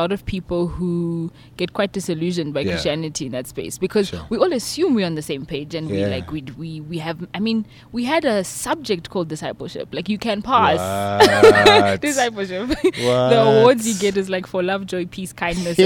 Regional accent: Pretoria, Gauteng, South Africa; born and bred in Pretoria, like we said, and in the burbs.

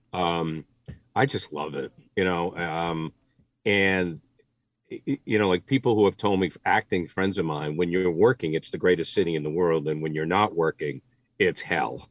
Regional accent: Maine, United States; I grew up in Maine, we had one channel

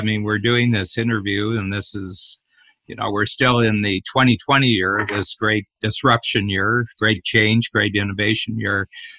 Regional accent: Cleveland, Ohio, United States; now in Toronto, Canada; I was born in Cleveland and I've done my major entrepreneurial work in Toronto.

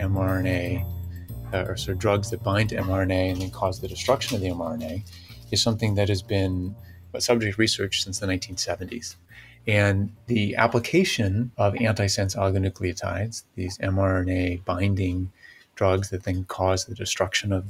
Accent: St. Louis, Missouri, United States; moved away as an adult; also born or lived in Virginia; I'm from St. Louis. I had grown up there

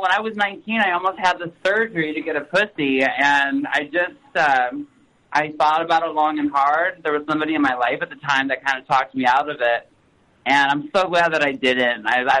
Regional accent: Chicago, Illinois, United States; born or raised there

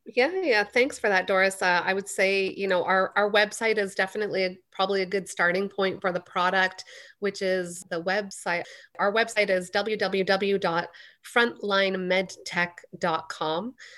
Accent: Canada; I was born and raised in Canada

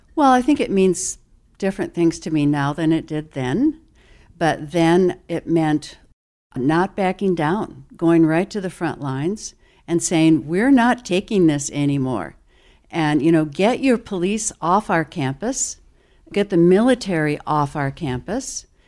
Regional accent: Toledo, Ohio, United States; moved away as an adult; I was born in Toledo

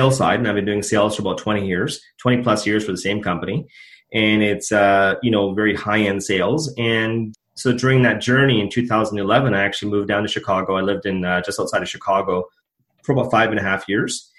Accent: Edmonton, Alberta, Canada; I was born and raised in Edmonton.

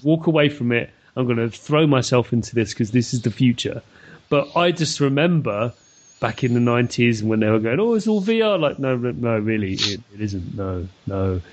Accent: London, United Kingdom; moved away; born and bred in London

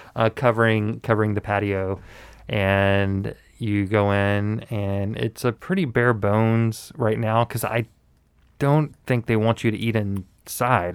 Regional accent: the South, United States; born or raised there

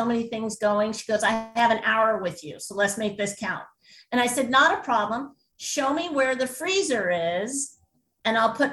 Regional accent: New England, United States; we're both from New England

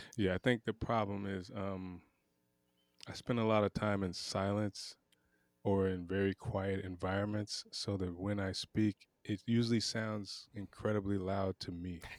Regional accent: Pensacola, Florida, United States; I'm from Pensacola, Florida, which is an old, old town

